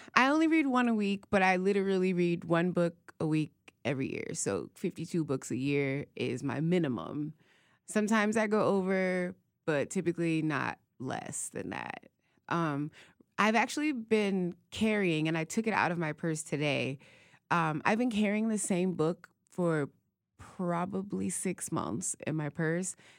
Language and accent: English; Youngstown, Ohio, United States; moved away; growing up in Youngstown is you're halfway between Pittsburgh and Cleveland